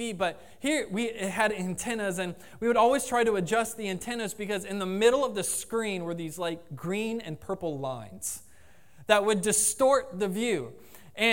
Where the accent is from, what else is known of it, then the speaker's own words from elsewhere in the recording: Jacksonville, Florida, United States; I grew up in Jacksonville